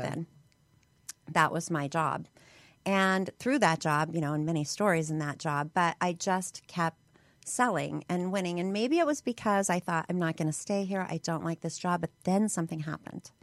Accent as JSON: {"language": "English", "town": "Hammond", "region": "Indiana", "country": "United States", "tie": "born or raised there", "moved": "yes", "lives_now": "Utah, United States", "said": "I was born outside of Chicago"}